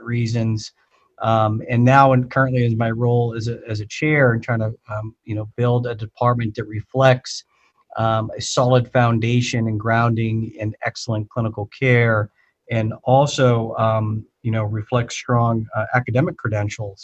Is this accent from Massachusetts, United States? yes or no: yes; just outside the Boston area, Massachusetts, United States; I grew up in the just outside the Boston area, you know, a town that about 30 miles due north of Boston